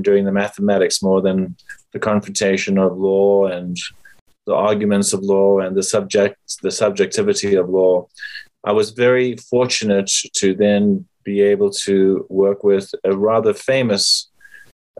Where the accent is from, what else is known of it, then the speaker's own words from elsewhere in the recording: South Africa; moved away as an adult; now in United States; I am from South Africa